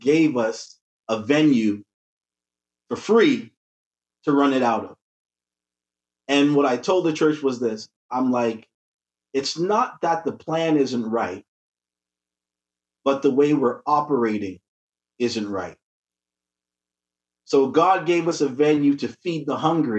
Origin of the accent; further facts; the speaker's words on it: Toronto, Ontario, Canada; I was born here in Toronto. My parents are from Jamaica.